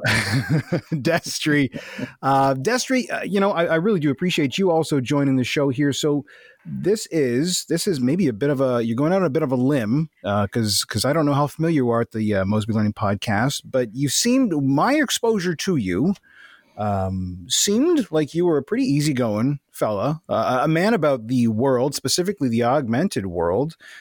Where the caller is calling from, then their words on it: Ontario, Canada; I'm calling in from Ontario.